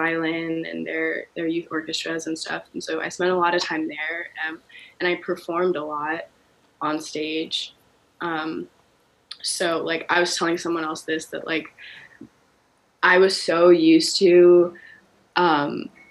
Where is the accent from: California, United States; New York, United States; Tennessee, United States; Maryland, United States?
Maryland, United States; Baltimore; also born or lived in Kenya; I grew up in Baltimore. I was actually born in Kenya, but I came to America